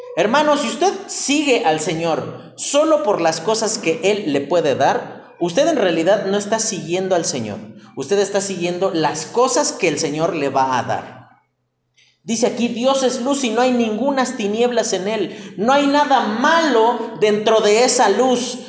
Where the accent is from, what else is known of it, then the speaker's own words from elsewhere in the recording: Mexico; como buen mexicano